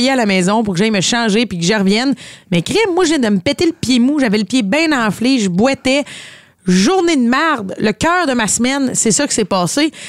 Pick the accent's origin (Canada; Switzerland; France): Canada; Brossard, Quebec; Non, mais moi, je viens de Brossard!